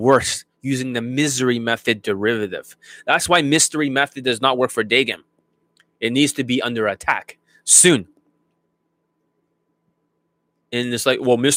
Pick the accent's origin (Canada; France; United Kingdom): Canada; I'm Canadian